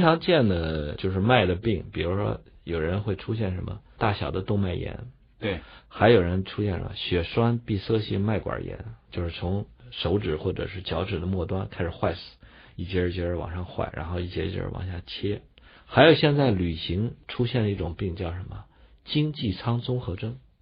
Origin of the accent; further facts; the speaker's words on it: northern China, China; 我们北方人吃的就鼠，叫黄米